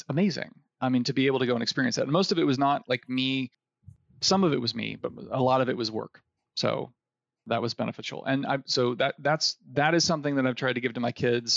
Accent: Ohio, United States; moved away; I grew up in Ohio, which is a wonderful place to live for anybody who's living there now

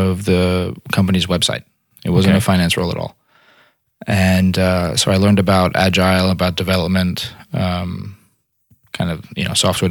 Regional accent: New York City, New York, United States; also born or lived in Brooklyn / Harlem / Montreal; I'm from New York. I was born in Brooklyn, raised in Staten Island, went to high school in Harlem. I'm a New York kid.

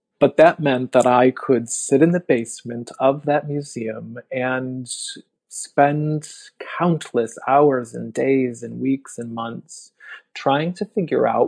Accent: Chicago, Illinois, United States; the city I am sitting in right now, my hometown

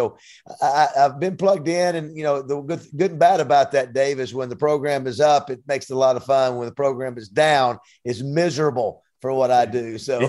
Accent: Panama City, Florida, United States; moved away as an adult; now in Arkansas, United States; I'm from Panama City, Florida, originally, and came to school to play for Lou Holtz back in the early '80s, and never left

